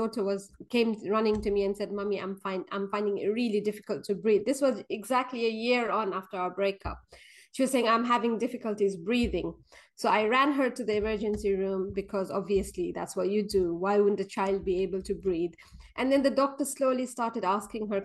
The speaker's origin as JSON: {"language": "English", "town": "Kathmandu", "region": "Bagmati", "country": "Nepal", "tie": "born or raised there", "moved": "as an adult", "lives_now": "London, United Kingdom", "said": "I was born and brought up in Nepal. So I moved to UK when I was 18, and then I stayed here after that."}